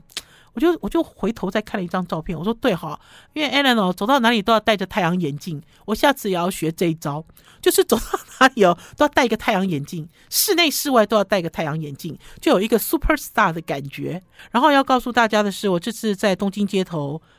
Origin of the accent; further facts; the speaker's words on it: Taiwan; 在台湾这块土地生长的人